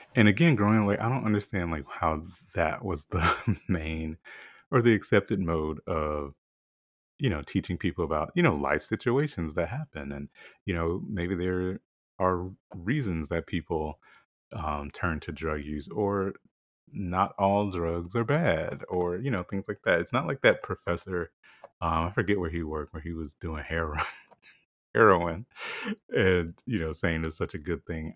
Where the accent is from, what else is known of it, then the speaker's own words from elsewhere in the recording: the South, United States; growing up in the South